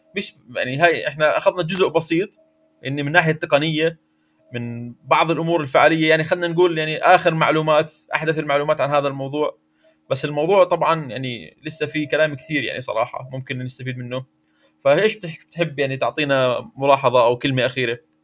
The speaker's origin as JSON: {"language": "Arabic", "country": "Jordan", "said": "عندنا في الاردن"}